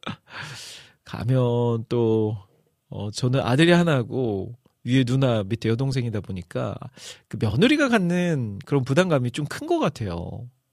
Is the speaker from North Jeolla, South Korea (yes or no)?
yes; Iksan, North Jeolla, South Korea; now in Seoul, South Korea; 저의 고향 전라도 전라북도 익산인데